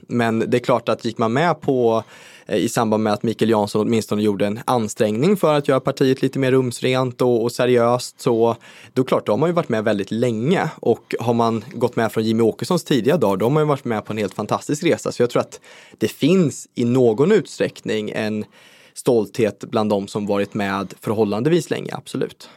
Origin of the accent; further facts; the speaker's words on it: Skövde, Västra Götaland, Sweden; i min hemkommun Skövde